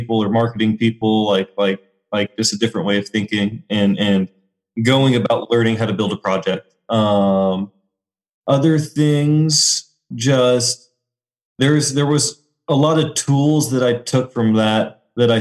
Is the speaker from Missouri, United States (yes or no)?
yes; Springfield, Missouri, United States; moved away as an adult; also born or lived in New York; now in Des Moines, United States; I grew up in Springfield, Missouri